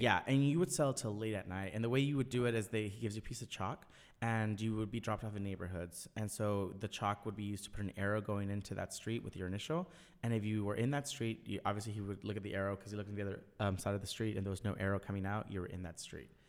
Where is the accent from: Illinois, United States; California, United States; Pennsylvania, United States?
California, United States; Orange County; I grew up in Orange County